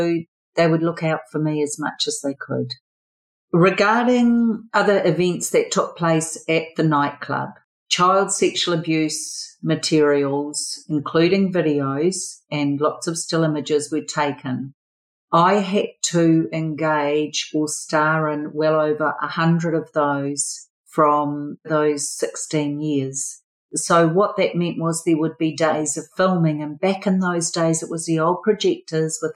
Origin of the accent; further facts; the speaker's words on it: Auckland, New Zealand; I was born and bred in Auckland, New Zealand, which is one of our biggest cities